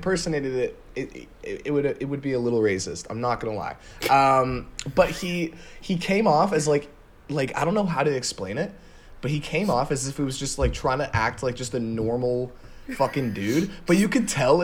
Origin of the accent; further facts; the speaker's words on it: Toronto, Ontario, Canada; we're from Toronto